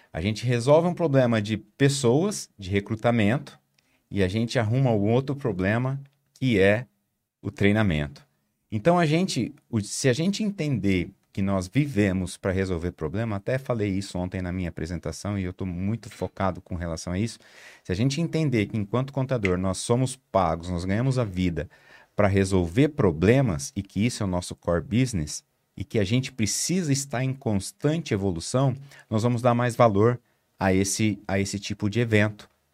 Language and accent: Portuguese; Maringá, Paraná, Brazil; eu sou do, de Maringá, no interior do Paraná